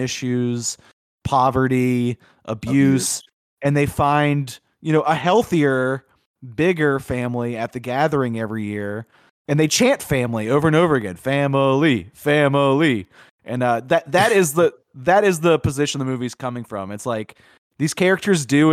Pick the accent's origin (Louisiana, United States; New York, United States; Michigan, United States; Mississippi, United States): Louisiana, United States; Chalmette; I grew up in Chalmette